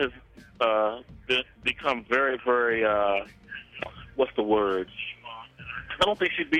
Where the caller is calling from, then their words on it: Bowie, Maryland, United States; I'm calling from Bowie, Maryland. Woo! I'm calling from the DMV area.